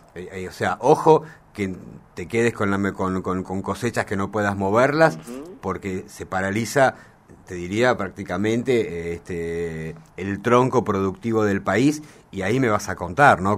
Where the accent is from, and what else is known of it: Argentina